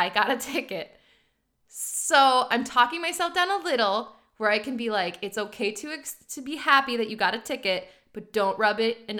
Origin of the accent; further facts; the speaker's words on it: Iowa, United States; this is coming from two girls who grew up in the Midwest. I grew up in Iowa in a town of 500 people.